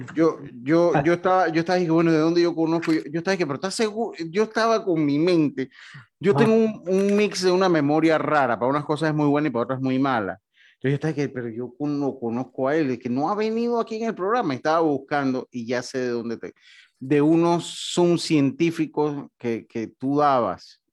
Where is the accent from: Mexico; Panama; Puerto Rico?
Panama